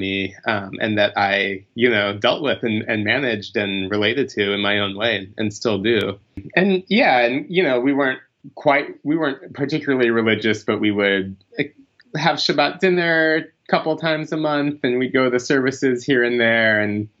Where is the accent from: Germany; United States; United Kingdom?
United States; Greensboro, North Carolina; born there; Well, I was born in Greensboro, North Carolina, back in 1981, which, had, 100,000 people or something, kind of a typical American suburban town.